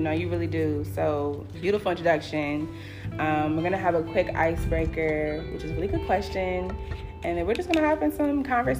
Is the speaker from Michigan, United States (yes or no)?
no; Orlando, Florida, United States; also born or lived in Brooklyn, New York / Long Island, New York; Yes, I was born in Brooklyn. Mm-hmm. Partially raised in Long Island, and then moved to Orlando.